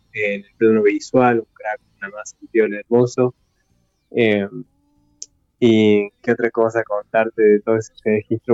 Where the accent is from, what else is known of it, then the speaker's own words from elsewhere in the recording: Traslasierra Valley, Córdoba, Argentina; en el Valle detrás de la Sierra, que es de donde yo soy oriundo